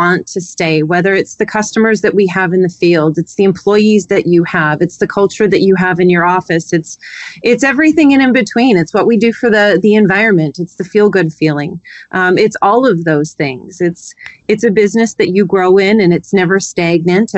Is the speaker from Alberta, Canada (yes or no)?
yes; Medicine Hat, Alberta, Canada; now in California, United States; I grew up in Medicine Hat, Alberta